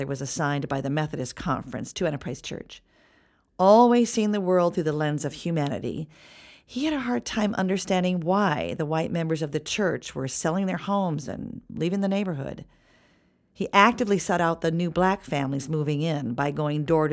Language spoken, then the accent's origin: English; Tucson, Arizona, United States; also born or lived in Compton, California; I've always claimed Tucson, Arizona as my hometown because that's where I grew up.